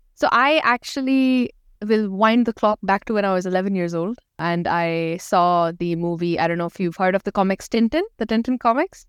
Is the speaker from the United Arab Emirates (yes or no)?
yes; Dubai, United Arab Emirates; also born or lived in Pakistan; I'm from Pakistan, but I've lived, born and brought up here in Dubai.